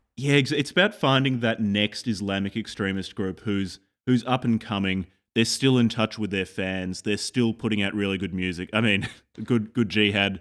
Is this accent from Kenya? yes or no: no; Australia; I'm from Australia